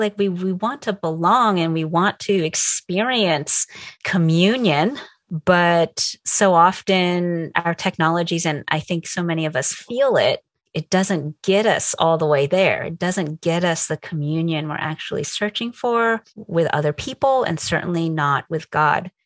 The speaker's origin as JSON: {"language": "English", "region": "New Jersey", "country": "United States", "tie": "born or raised there", "also_born_or_lived": "Connecticut", "moved": "as an adult", "lives_now": "California, United States", "said": "I grew up in New Jersey."}